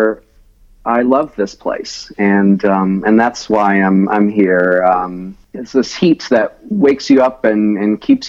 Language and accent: English; Ocean Springs, Mississippi, United States; we grew up in this big rambling house across the street from the Mississippi Sound, which is, the water, you know, it's not an ocean, but it's a sound, they call it, with barrier islands in view.